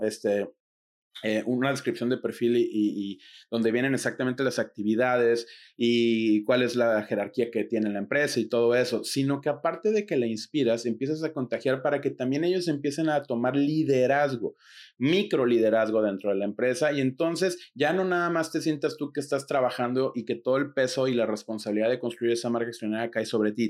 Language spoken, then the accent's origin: Spanish; Mexico; en mi país, México